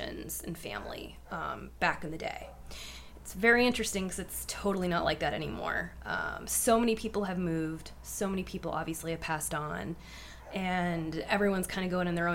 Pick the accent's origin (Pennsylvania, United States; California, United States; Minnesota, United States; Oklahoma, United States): Pennsylvania, United States; Erie; I was born and raised in Erie, PA.